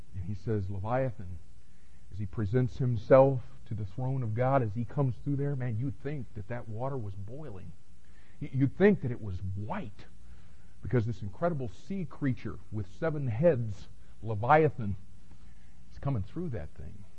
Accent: Miami, Florida, United States; growing up in Miami

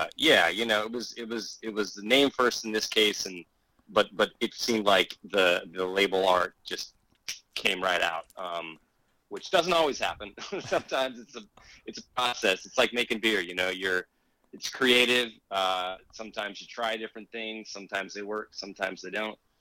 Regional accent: small town near Metaline Falls, northern Washington, United States; It's a very small town that I actually grew up in.

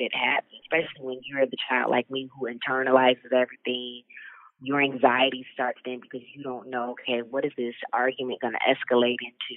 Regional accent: Rockford, Illinois, United States; I grew up in Rockford, Illinois. It's about 60 miles west outside of Chicago

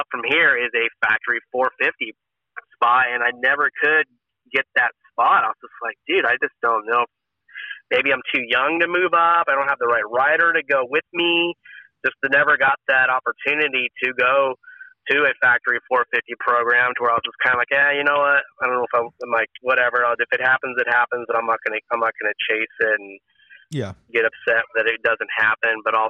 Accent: California, United States; It was a culture shock for me too, because I came from Northern California where, like, you know, if you needed a place to crash, you could sleep at anybody's house

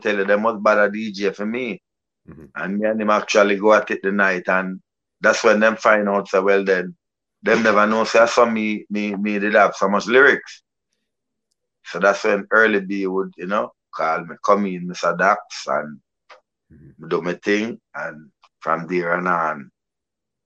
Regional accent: Kingston, Jamaica; I was grew up in Kingston 11, Cockburn Pen.

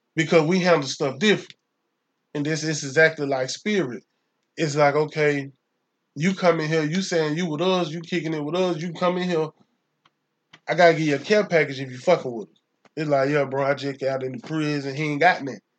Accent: Atlanta, Georgia, United States; I'm from or I was raised in Atlanta, Georgia.

